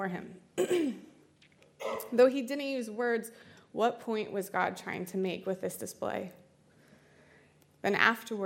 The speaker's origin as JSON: {"language": "English", "region": "Iowa", "country": "United States", "said": "I'm from Iowa, so we only have like murky lakes and rivers"}